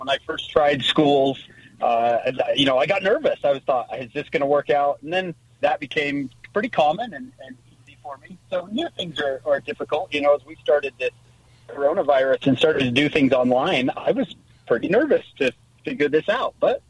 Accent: St. George, Utah, United States; I grew up in St. George. In the 1980s and the 1990s, those were good days. Good days, St. George, and that was good television back then.

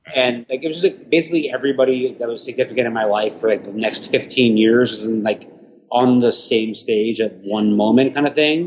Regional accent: Huntington, New York, United States; moved away as an adult; also born or lived in Houston; now in New York, United States; I'm I'm from Huntington in Long Island

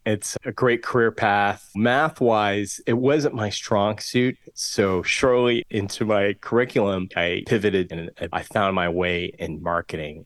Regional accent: Southern California, United States; I'm born and raised here in Southern California. Grew up on the the West Side in the eighties

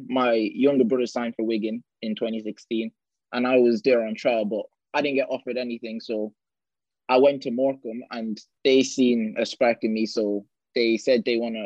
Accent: Ireland; now in Bolton, United Kingdom; I was born in Ireland. I played in Bohemians there

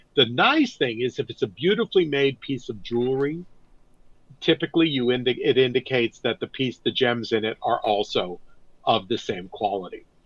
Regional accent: Northern California, United States; I grew up in Northern California

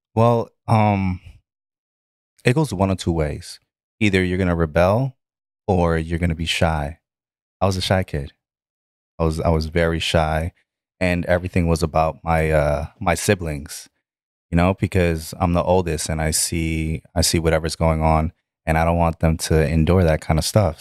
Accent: New York City, New York, United States; also born or lived in Bronx, New York; Bronx, New York. Uh, born in Bronx and then, uh, moved to Brooklyn. And then that's where I spend the majority

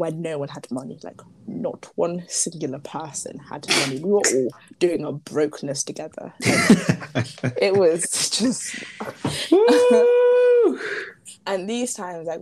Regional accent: Merseyside, North West England, United Kingdom; moved away; also born or lived in Zimbabwe; Liverpool, Merseyside is where I grew up.

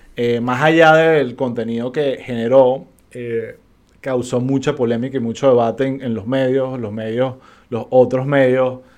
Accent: Venezuela; como venezolanos sabemos

